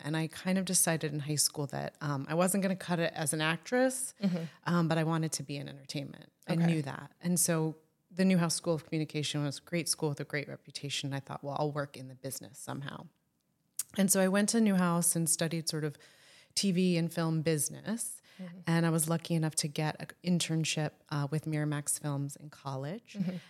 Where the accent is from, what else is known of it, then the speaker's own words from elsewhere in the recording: Florida, United States; I grew up in Florida, as I say, with shame and embarrassment.